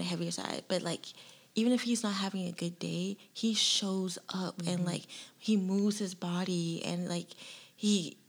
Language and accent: English; Charleston, South Carolina, United States; me being here and born and raised in Charleston